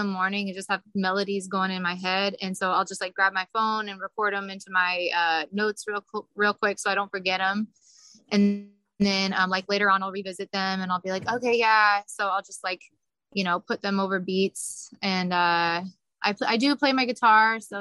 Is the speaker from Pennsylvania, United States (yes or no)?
no; Kansas City, Missouri, United States; I'm from Kansas City. So my parents would have me singing like all over Kansas City when I was little. And so I just grew up singing